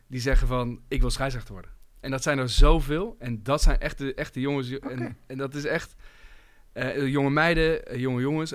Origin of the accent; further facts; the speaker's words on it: Voorburg, South Holland, Netherlands; moved away; ik kom oorspronkelijk uit Voorburg.